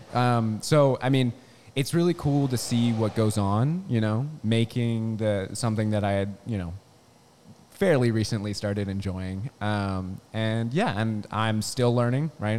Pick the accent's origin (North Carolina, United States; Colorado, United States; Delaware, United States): Delaware, United States; Newark; moved away as an adult; also born or lived in California; I'm from Delaware. I'm from Newark